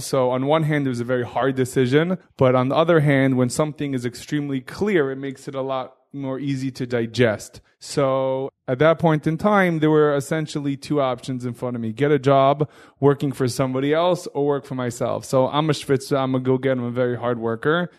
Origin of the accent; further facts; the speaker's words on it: New York City, New York, United States; I grew up in Hillcrest in, uh, Queens, New York